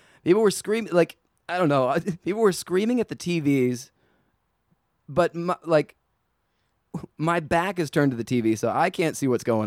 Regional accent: Dallas, Texas, United States; moved away; I'm from Dallas originally

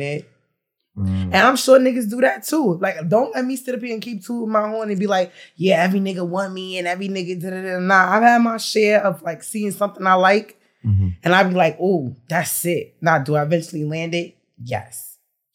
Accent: New York, United States; I'm from New York

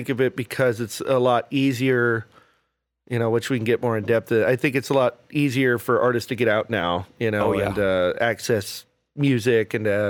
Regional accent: Austin, Texas, United States; moved away as an adult; also born or lived in College Station, Texas; now in Lubbock, United States; I'm originally from down South Texas. I was born in College Station, but I claim Austin as my hometown.

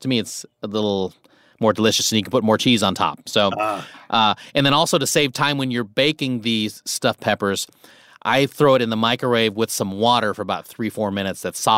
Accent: Nebraska, United States; I grew up in Nebraska.

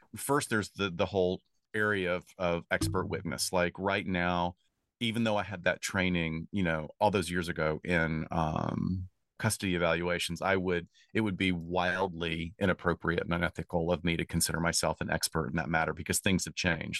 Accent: Alabama, United States; also born or lived in Chicago; now in Los Angeles, United States; I grew up in Alabama

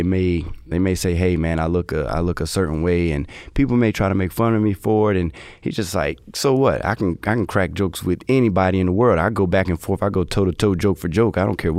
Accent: North Carolina, United States; also born or lived in Durham / Greensboro / High Point / Winston-Salem; I literally stayed in Durham, Greensboro, High Point, Winston, Davie County, so Coulomb, Mocksville, I'm all over. So I'm all over for North Carolina.

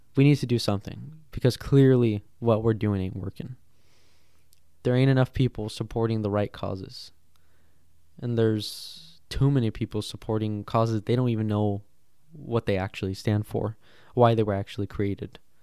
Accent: United States; we are American

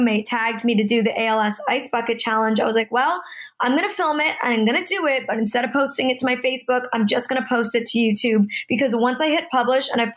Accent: Toronto, Ontario, Canada; now in Los Angeles, United States; I'm originally from Toronto, Canada, and I'm currently living in Los Angeles, California

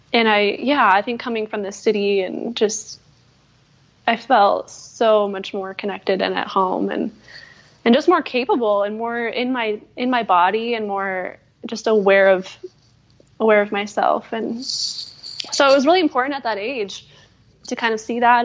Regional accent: Wood River Valley, Idaho, United States; also born or lived in Durango, Colorado / Alaska; now in Montana, United States; I did some time in Alaska then, and then grew up mostly in Idaho. So kind of, you know, the Wood River Valley area

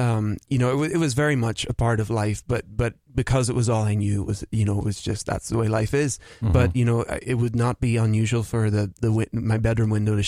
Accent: Belfast, Northern Ireland, United Kingdom; I'm from Belfast, Northern Ireland.

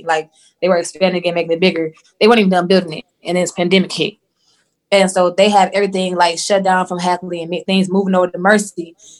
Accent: Michigan, United States; I'm from Michigan.

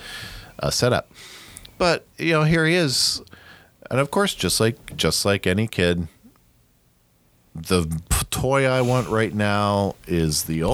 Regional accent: Ohio, United States; I grew up in Ohio in the 90s.

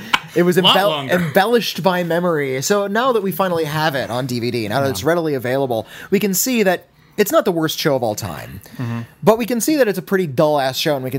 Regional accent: Santa Monica, California, United States; I was raised in Santa Monica

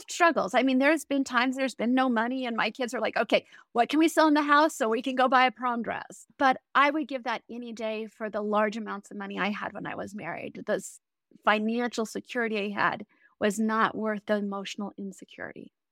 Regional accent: Colorado Springs, Colorado, United States; I grew up in Colorado Springs

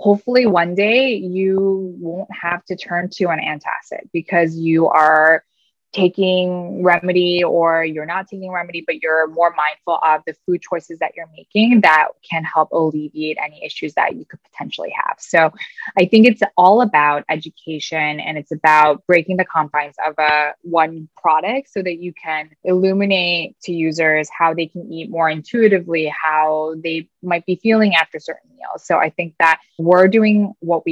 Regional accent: Wisconsin, United States; moved away; also born or lived in New York City; my home state of Wisconsin

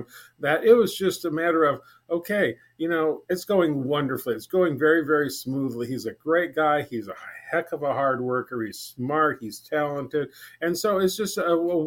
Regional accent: South Bend, Indiana, United States; moved away as an adult; now in Lincoln, United States; I started volunteering in my hometown zoo in South Bend, Indiana when I was 15

